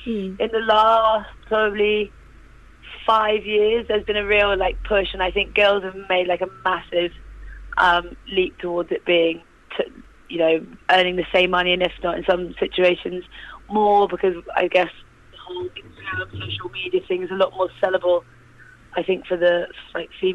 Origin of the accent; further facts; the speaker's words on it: North Devon, South West England, United Kingdom; also born or lived in Bristol; So originally, I'm from Bristol. And my parents, we moved to North Devon when I was about 9 or 10.